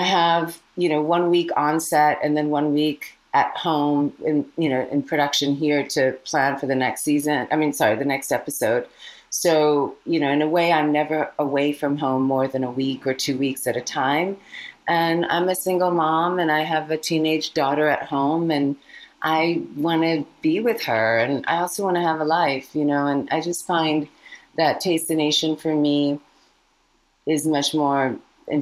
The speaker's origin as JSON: {"language": "English", "country": "United States", "tie": "born or raised there", "also_born_or_lived": "India / California", "said": "I came to America when I was 4 from India. And I've grown up in immigrant communities, both on the East Coast and the West Coast"}